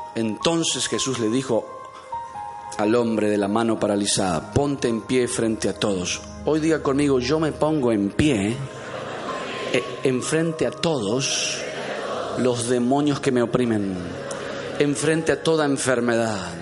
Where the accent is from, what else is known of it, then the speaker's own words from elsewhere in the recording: Entre Ríos, Argentina; moved away; alguien de allá entre ríos, en medio de las vacas? Nosotros somos del campo